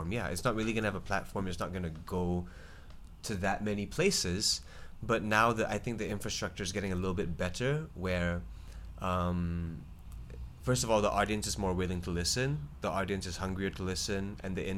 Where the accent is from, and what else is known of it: Singapore